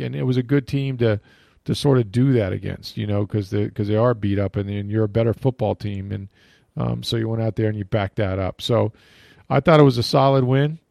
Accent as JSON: {"language": "English", "town": "St. Petersburg", "region": "Florida", "country": "United States", "tie": "born or raised there", "said": "I grew up in Saint Pete"}